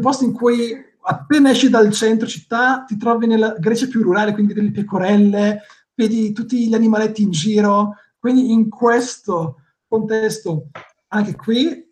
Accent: Botticino, Lombardy, Italy; moved away as an adult; now in Greece; io vengo da Botticino

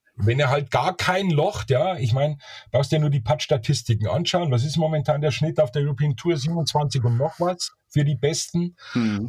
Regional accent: Bavaria, Germany; Ich bin ja Bayer

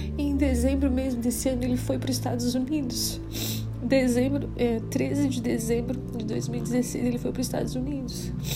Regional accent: Criciúma, Santa Catarina, Brazil; sou de Criciúma, Santa Catarina.

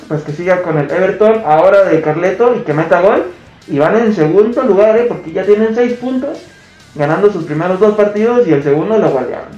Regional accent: Mexico

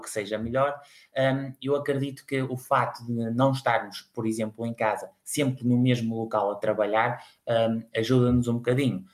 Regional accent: Espinho, Norte, Portugal; sou natural de, de Espinho, uma cidade à beira-mar

